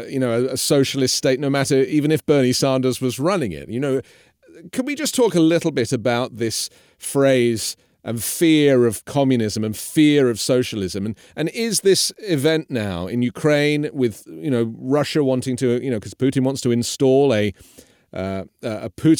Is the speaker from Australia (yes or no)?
no; England, United Kingdom; now in United States; I'm from England, which is a socialist country that is run by a conservative government